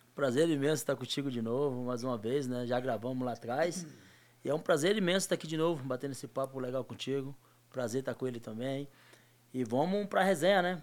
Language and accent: Portuguese; Muniz Ferreira, Bahia, Brazil; moved away; also born or lived in Nazaré das Farinhas; eu convivi a minha infância toda em Muniz Ferreira